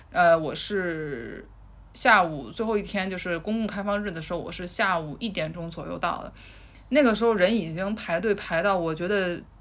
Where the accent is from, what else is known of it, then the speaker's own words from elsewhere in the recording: China; now in London, United Kingdom; 我们中国人